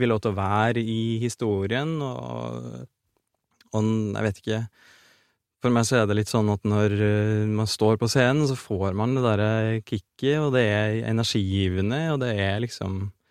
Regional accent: Orkdal, Trøndelag, Norway; på Orkdal videregående skole, der jeg vokste opp

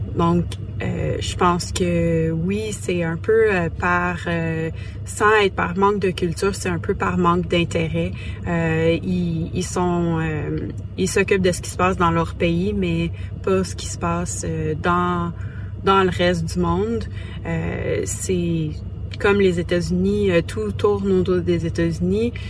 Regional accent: Quebec, Canada; moved away as an adult; now in California, United States; Je suis québécoise et maintenant expatriée en Californie

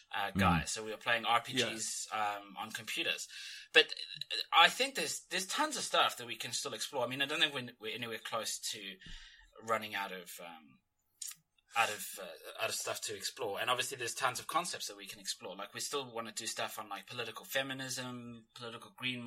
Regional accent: South Africa; growing up in South Africa

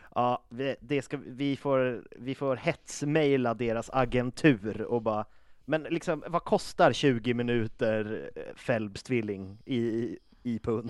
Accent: Uppsala, Uppsala County, Sweden; now in Stockholm, Sweden; jag är från Uppsala

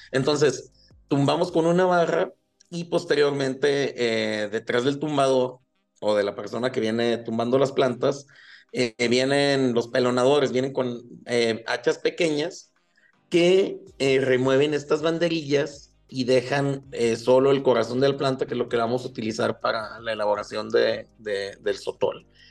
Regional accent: Chihuahua, Mexico; nací, crecí aquí en Chihuahua

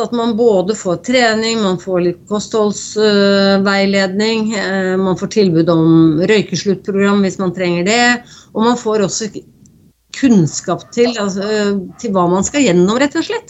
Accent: Norway; her hjemme i Norge

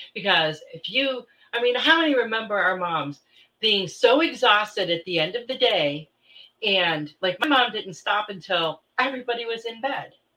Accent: Midwest, United States; moved away; I grew up in the Midwest

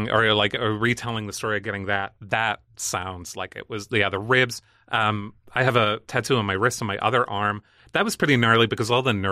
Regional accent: Northern Ireland, United Kingdom; accent: Northern Irish; and like my accent is different i don't sound super northern irish anymore

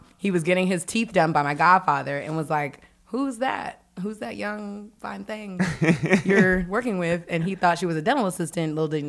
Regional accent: Washington, District of Columbia, United States; also born or lived in Prince George's County, Maryland; So grew up in Northeast. {S0} Okay. {S2} Then we moved out to PG County.

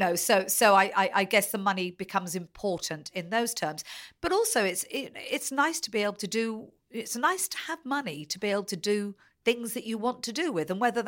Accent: Taunton, South West England, United Kingdom; born there; also born or lived in Essex; Well, I was born in Taunton, but I think I moved away almost immediately. And a total coincidence that I ended up spending a lot of my life there. So I think at the time we were living in Essex.

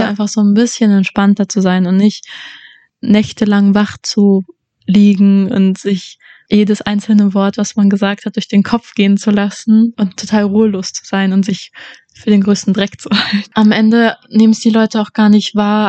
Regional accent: Leipzig, Saxony, Germany; moved away as an adult; now in Vienna, Austria; Ich war das erste Mal gestern in meiner Heimatstadt

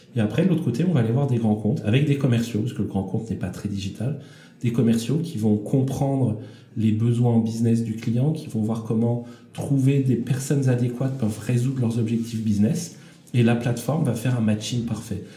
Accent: France; en tant que Français

